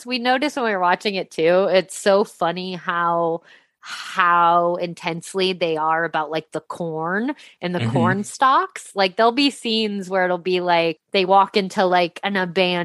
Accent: near Sioux City, Iowa, United States; it was filmed right by my hometown, like literally right south of Sioux City, Iowa

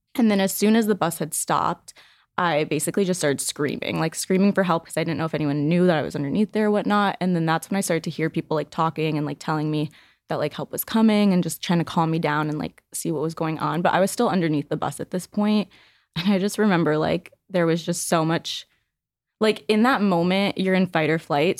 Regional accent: Northbrook, Illinois, United States; I grew up in a small suburb of Chicago. It's called Northbrook.

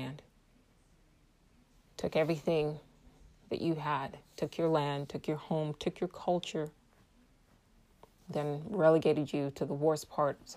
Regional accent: Nigeria; I'm Igbo from West Africa, Nigeria

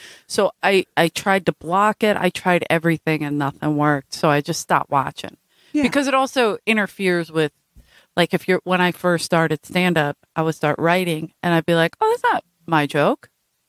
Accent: Philadelphia, Pennsylvania, United States; No, I'm from South Philly.

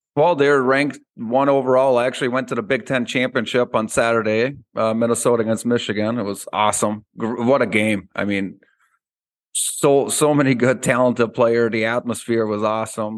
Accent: Austria; moved away; when I grew up in Austria

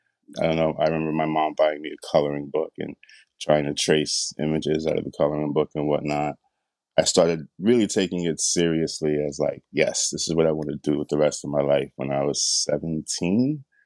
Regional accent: Brooklyn, New York, United States; But of course, I'm from Brooklyn, grew up in Brooklyn through the 80s. So, you know, it's got to be influenced by graffiti, too.

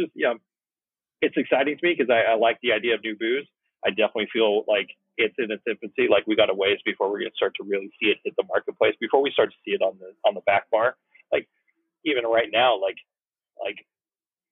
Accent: Woodland, California, United States; I'm a Sacramento Valley kid. I grew up in Woodland

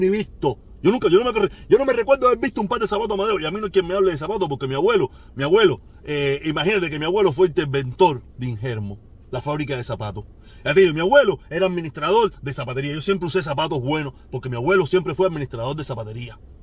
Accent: Cuba; moved away; hasta que salimos de Cuba

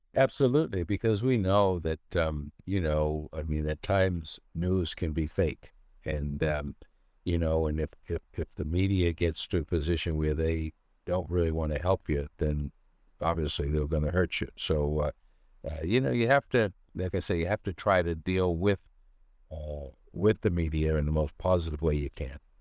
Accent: Cambridge, Massachusetts, United States; I was born in Cambridge.

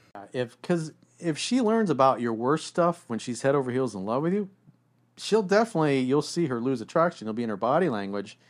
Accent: South Florida, United States; I grew up in South Florida

